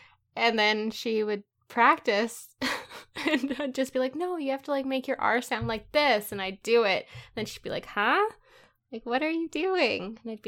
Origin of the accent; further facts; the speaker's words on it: Canada; now in United States; being Canadian, we're constantly around French. It is the second language of our country, so it's on everything. And that was super weird when I moved to the States, because then it was Spanish on everything.